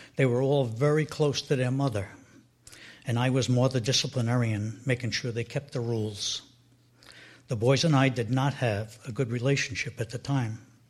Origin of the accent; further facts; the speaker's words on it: Edgewater, New Jersey, United States; I grew up in Edgewater, New Jersey, which is about 10 miles from where we are now in Teaneck